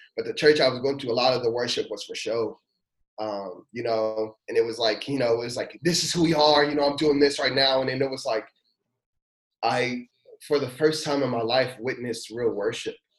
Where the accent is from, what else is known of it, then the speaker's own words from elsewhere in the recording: Louisville, Kentucky, United States; moved away as an adult; now in Danville, United States; I was born in Louisville, Kentucky